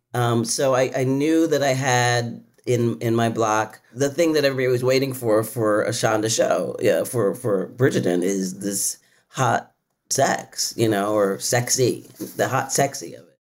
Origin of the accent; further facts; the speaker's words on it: Philadelphia, Pennsylvania, United States; I'm from Philly.